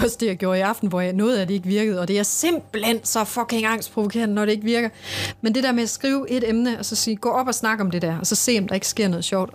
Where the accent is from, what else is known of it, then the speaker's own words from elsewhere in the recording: Central Jutland, Central Denmark Region, Denmark; jeg kommer også fra Midtjylland